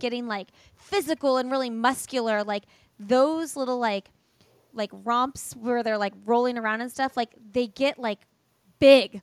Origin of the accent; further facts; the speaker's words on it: Indiana, United States; moved away as an adult; now in North Carolina, United States; We've moved from Indiana, and no sh, no hate on Indiana. I love Indiana. I'm from Indiana.